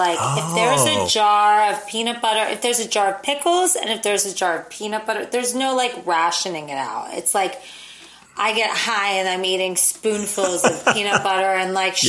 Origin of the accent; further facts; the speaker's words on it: East Coast, United States; growing up on the East Coast